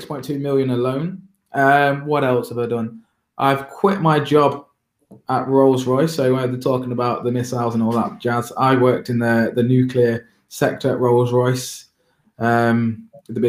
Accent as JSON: {"language": "English", "town": "Derby", "region": "East Midlands", "country": "United Kingdom", "tie": "born or raised there", "said": "I'm from Derby, the center of the universe. I'm a Derby born and bred lad."}